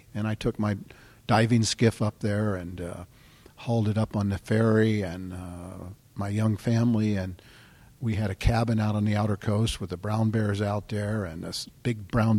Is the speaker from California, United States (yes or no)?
yes; San Diego County, California, United States; growing up in San Diego County along the coast there